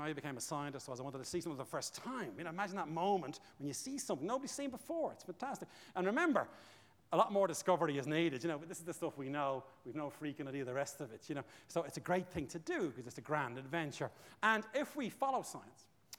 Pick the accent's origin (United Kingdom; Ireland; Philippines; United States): Ireland; Bray, Leinster; I'm from Bray, and I went to Pres Bray